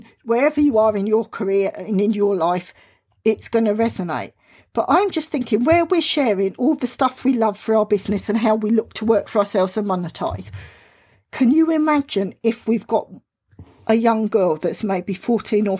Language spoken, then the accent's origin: English; Southern England, United Kingdom; accent: Southern England; I've got a British accent. I've got a Southern England accent, which some people think it's London, but it was a bit further down